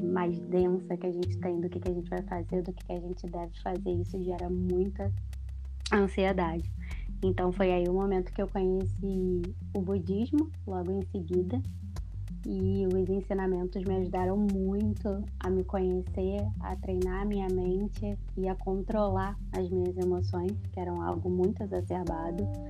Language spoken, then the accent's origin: Portuguese; Rio de Janeiro, Brazil; now in Belo Horizonte, Brazil; sou carioca, como a Joyce disse que estou atualmente morando em Belo Horizonte